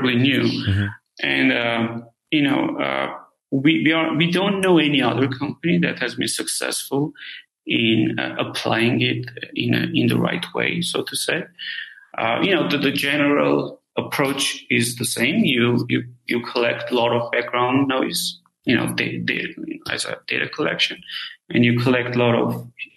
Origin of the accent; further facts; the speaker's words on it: Armenia; moved away; I'm originally from Armenia